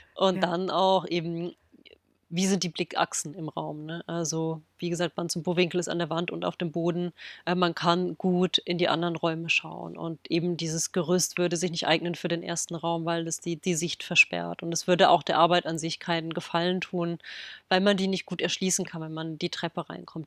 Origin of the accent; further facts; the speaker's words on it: Berlin, Germany; in Berlin, quasi in meiner Heimatstadt